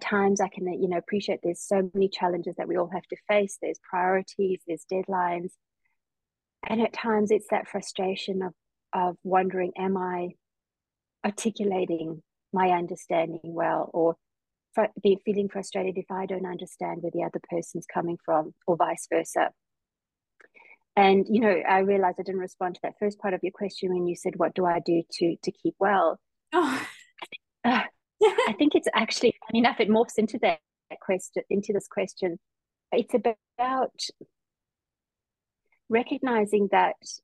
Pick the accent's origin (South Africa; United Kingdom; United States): South Africa; Johannesburg, Gauteng; now in Perth, Australia; I did grow up in sort of the more suburban city of Johannesburg